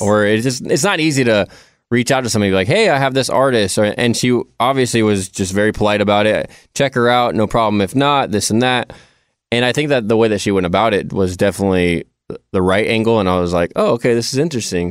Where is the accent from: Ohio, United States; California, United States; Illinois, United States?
California, United States; I'm from California.